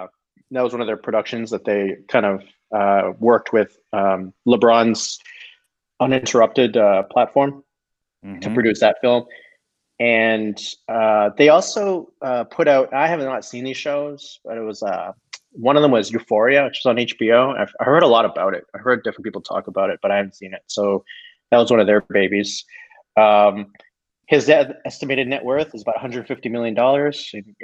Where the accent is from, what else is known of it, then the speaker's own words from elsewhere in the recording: Toronto, Ontario, Canada; moved away as an adult; also born or lived in Singapore; because I was from Toronto